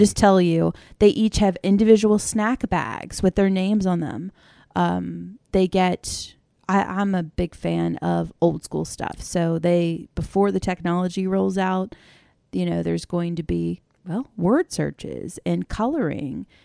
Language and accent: English; Maryland, United States; I grew up in Maryland